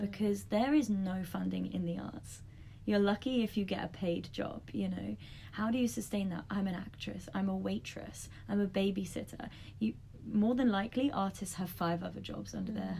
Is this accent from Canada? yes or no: no; London, United Kingdom; moved away as an adult; now in Australia; I grew up in London